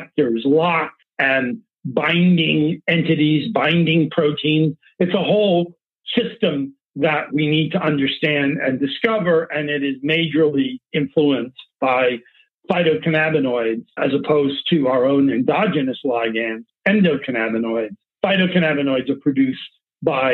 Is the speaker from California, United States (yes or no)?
yes; Palo Alto, California, United States; I've come from the Bay Area. I grew up in Palo Alto